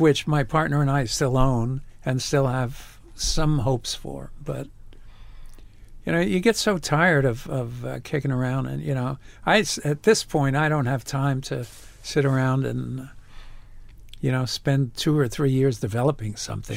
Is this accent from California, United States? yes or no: no; New York, United States; moved away as an adult; I grew up in the Bronx